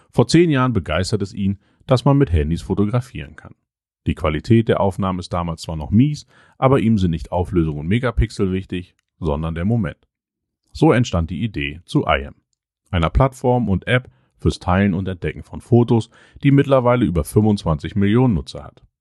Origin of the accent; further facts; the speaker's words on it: Cologne, North Rhine-Westphalia, Germany; now in Berlin, Germany; als Kölner und Düsseldorfer